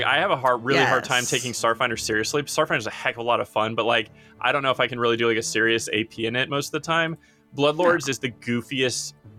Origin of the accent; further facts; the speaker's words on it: United States; I'm American.